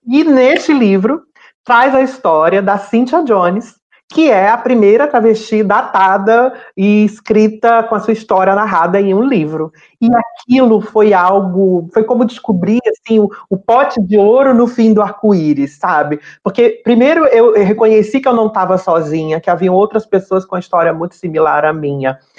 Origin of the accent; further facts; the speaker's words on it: Fortaleza, Ceará, Brazil; now in Rio de Janeiro, Brazil; Eu sou natural de Fortaleza, no Ceará